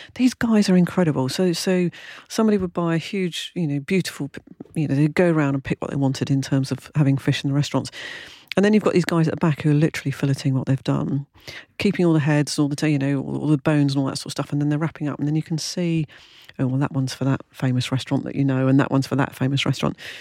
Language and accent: English; London, United Kingdom; moved away; when I was born in Clapham, which I'm afraid to say was in the early sixties